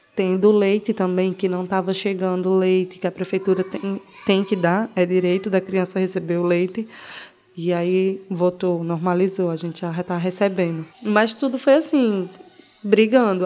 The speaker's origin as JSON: {"language": "Portuguese", "town": "Belo Jardim", "region": "Pernambuco", "country": "Brazil", "tie": "born or raised there", "moved": "as an adult", "lives_now": "Recife, Brazil", "said": "Eu nasci em Belo Jardim. Eu sou de Belo Jardim, é o interior daqui de Pernambuco."}